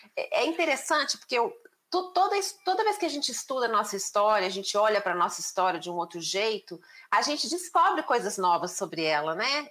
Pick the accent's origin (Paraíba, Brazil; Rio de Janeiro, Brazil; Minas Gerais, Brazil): Minas Gerais, Brazil; Belo Horizonte; eu nasci em Belo Horizonte